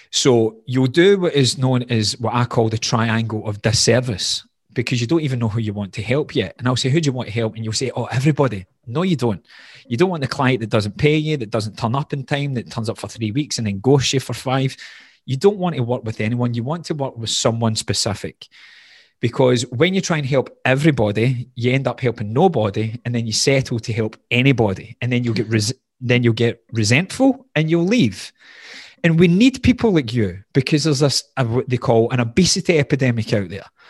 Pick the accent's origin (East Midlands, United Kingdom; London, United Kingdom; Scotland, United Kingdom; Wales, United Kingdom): Scotland, United Kingdom; Glasgow; accent: Scottish, Glaswegian; moved away as an adult; also born or lived in Doha, Qatar; The accent becomes more Glaswegian